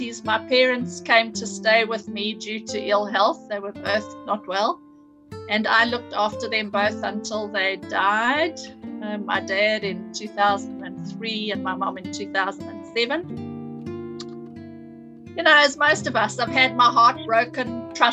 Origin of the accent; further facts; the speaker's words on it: Cape Town, Western Cape, South Africa; moved away as an adult; also born or lived in Durban; I grew up in Cape Town, but I moved to Durban in the early 80s.